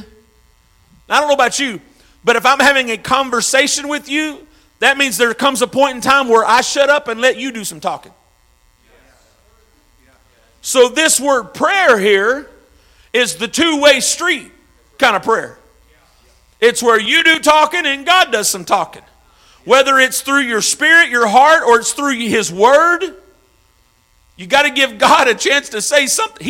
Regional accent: Arkansas, United States; now in St. Louis, United States; I'm from Arkansas

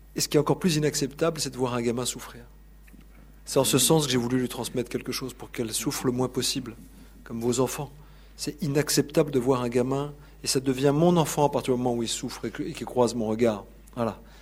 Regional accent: Paris, Île-de-France, France; je venais de Paris

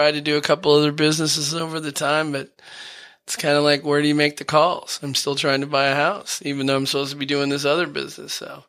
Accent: Dearborn, Michigan, United States; also born or lived in Seattle / Portland / New Orleans; Well, I grew up in Dearborn, and then I went to Seattle, and then I lived in Portland, Oregon. And then I lived in New Orleans.

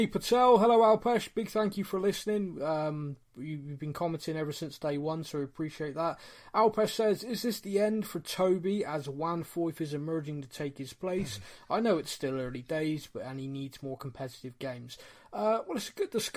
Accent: Bristol, South West England, United Kingdom; we're both from Bristol

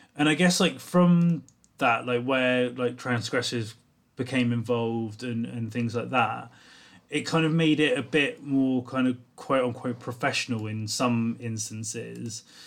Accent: South Coast, England, United Kingdom; I grew up on the South Coast

